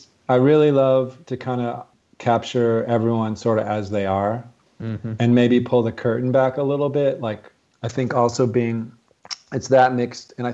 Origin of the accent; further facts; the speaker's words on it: Michigan, United States; moved away; I'm from Michigan originally